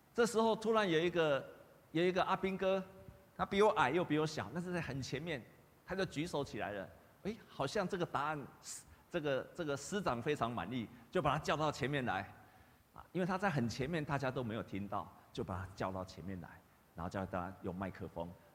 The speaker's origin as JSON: {"language": "Chinese", "country": "Taiwan", "said": "我们台湾人都会比较虚假嘛"}